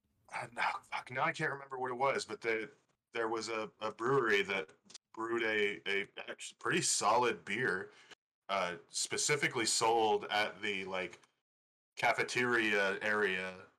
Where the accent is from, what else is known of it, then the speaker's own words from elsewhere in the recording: Chicagoland, Illinois, United States; moved away; I'm originally from Chicagoland.